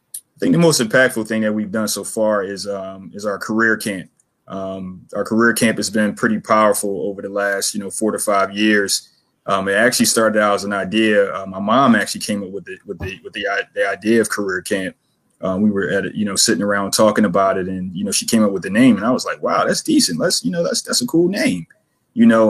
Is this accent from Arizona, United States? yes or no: no; Philadelphia, Pennsylvania, United States; I'm born and raised in Philadelphia. Uh, grew up in Logan, Logan section of Philly